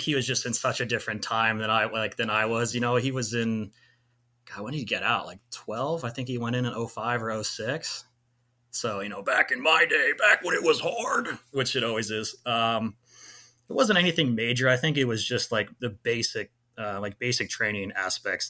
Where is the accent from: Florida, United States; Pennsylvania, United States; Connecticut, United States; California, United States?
California, United States; Clovis; moved away as an adult; also born or lived in San Luis Obispo, California / Irvine, California / Georgia; I grew up in Clovis, California